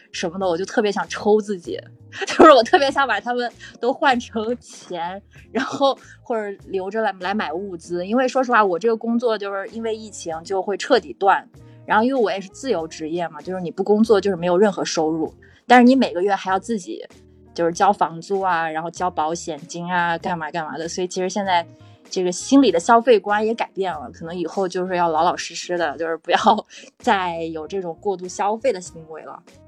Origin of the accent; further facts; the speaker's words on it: Qingdao, Shandong, China; accent: Qingdao; now in Shanghai, China; 我老家是青岛的，所以我待会儿可能会有点青岛口音